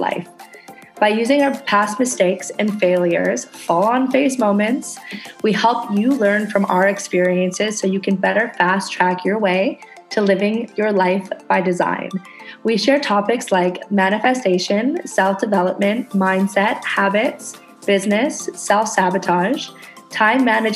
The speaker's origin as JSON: {"language": "English", "country": "Canada", "moved": "yes", "lives_now": "Indonesia"}